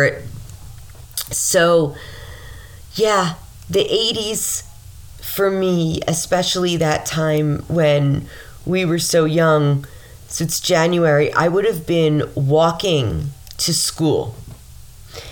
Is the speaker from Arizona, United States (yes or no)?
no; Mount Vernon, New York, United States; growing up in Mount Vernon, a lot of people like got married to Mount Vernon people